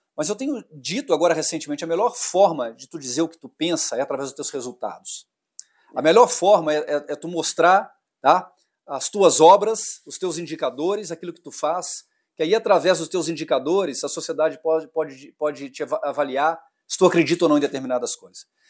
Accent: Minas Gerais, Brazil; Eu sou mineiro

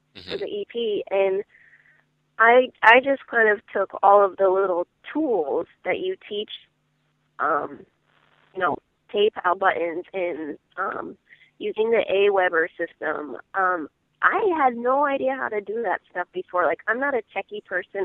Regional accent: Iowa, United States; moved away; I'm from Iowa originally

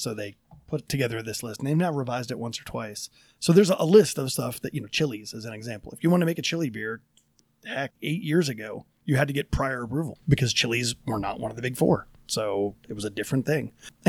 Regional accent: East Coast, United States; now in Denver, United States; I come from the East Coast, and DC could specialize in government and Philadelphia didn't have

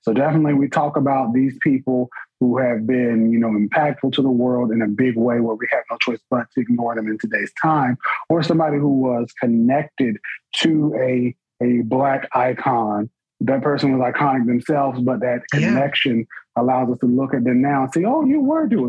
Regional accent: New Bern, North Carolina, United States; my hometown

